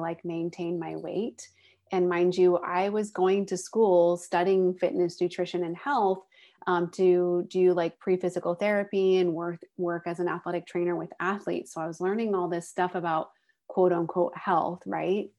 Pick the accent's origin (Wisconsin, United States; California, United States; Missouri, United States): California, United States; Northern; also born or lived in San Diego; I grew up in Northern California, but moved to San Diego when I went to college